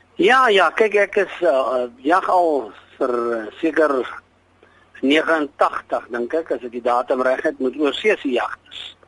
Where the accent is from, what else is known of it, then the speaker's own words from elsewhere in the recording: Molopo, on the Botswana border, North West, South Africa; is gebore in die Malopo op die Botswana grens